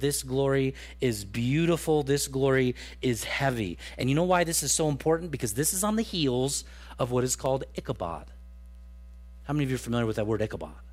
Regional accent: Truckee, California, United States; growing up in Truckee, California

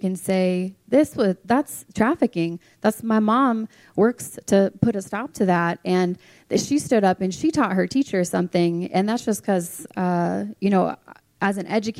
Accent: Clark County, Nevada, United States; now in Reno, United States; I've been an educator in Clark County, where I was raised in the school system

